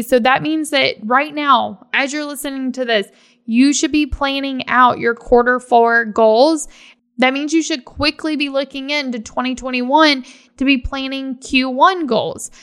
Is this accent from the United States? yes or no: yes; Virginia, United States; now in Florida, United States; I'm from Virginia